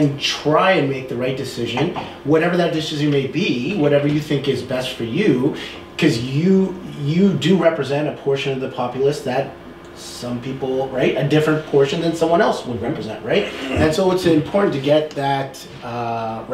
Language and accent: English; Canada; I am kind of proud as a Canadian